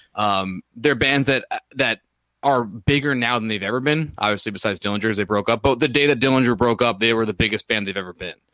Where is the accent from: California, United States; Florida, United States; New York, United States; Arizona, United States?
New York, United States; we're from New York